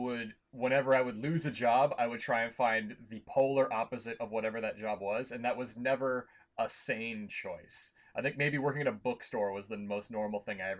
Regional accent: Oakville, Ontario, Canada; moved away as an adult; now in Winnipeg, Canada; I grew up in Oakville, Ontario, lived there for the first 22 years of my life.

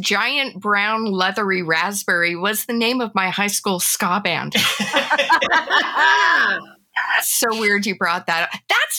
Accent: Montreal, Quebec, Canada; now in Toronto, Canada; That's my hometown.

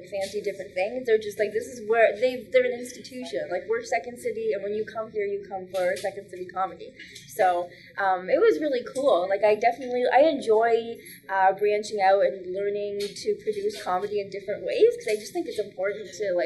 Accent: Waterloo, Ontario, Canada; moved away as an adult; also born or lived in Windsor; now in Toronto, Canada; I was living in Waterloo at the time, which is my hometown

